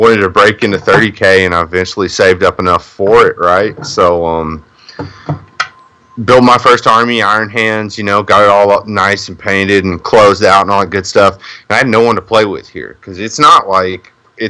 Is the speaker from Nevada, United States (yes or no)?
no; Kentucky, United States; now in Louisville, United States; I'm from Kentucky, but like I said, I'm from a really shitty little town. So I was pretty dead set on never moving back there. So I moved to you'll know it as Louisville